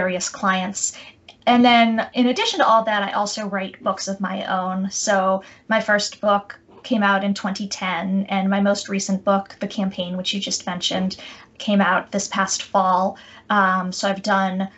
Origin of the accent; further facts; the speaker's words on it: outside of Boston, Massachusetts, United States; moved away as an adult; also born or lived in Chicago / New York City; I grew up outside of Boston, Massachusetts